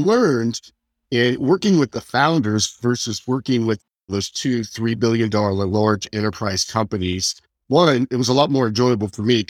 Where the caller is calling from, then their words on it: San Jose, California, United States; San Jose, California.